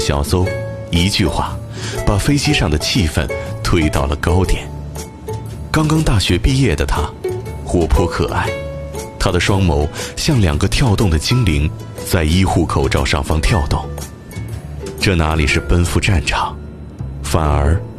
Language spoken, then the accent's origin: Chinese; Sichuan, China; 说实话，作为四川人，我不禁有些激动和自豪。